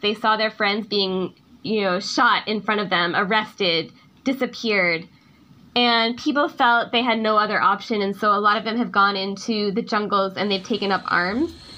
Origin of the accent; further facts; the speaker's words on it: United States; moved away as an adult; now in Myanmar; I was stuck in the United States in my hometown due to COVID.